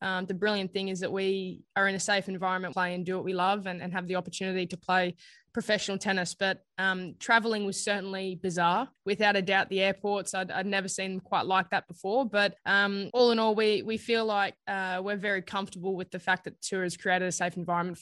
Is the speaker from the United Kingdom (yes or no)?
no; Australia; as an Aussie, I feel like a lot of us are early risers, particularly in Brisbane